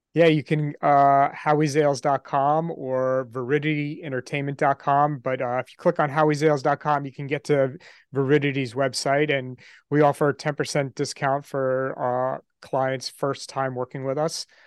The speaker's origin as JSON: {"language": "English", "region": "New York", "country": "United States", "tie": "born or raised there", "said": "I grew up in New York"}